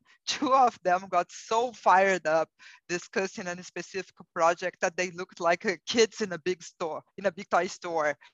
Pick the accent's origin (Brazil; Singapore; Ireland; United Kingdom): Brazil; English is a second language; moved away as an adult; now in United States; you will realize from my accent that I'm not a native English speaker. I'm originally from Brazil and I have been living in the United States for nine years.